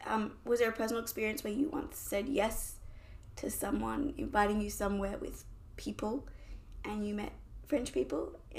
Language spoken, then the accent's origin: English; Australia; moved away as an adult; now in Paris, France; they obviously knew I was from Australia.